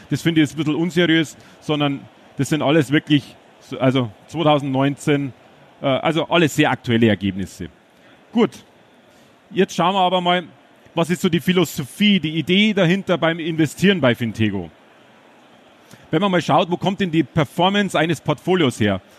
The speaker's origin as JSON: {"language": "German", "region": "Bavaria", "country": "Germany", "said": "Ich bin ein Bayer. Äh, Versuche aber einigermaßen so zu sprechen, dass Sie es auch verstehen hier in Dortmund."}